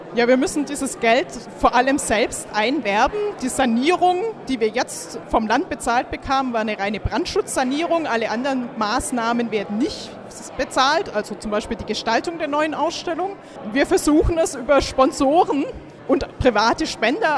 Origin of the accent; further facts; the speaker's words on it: Swabia, Germany; moved away as an adult; now in Kiel, Germany; ich komme aus Schwaben